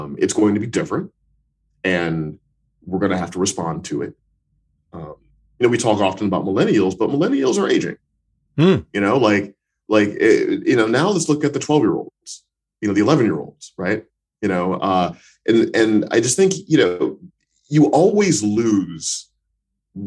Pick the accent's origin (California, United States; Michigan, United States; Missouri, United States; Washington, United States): Missouri, United States; When I grew up in Missouri in the United States, in the American Midwest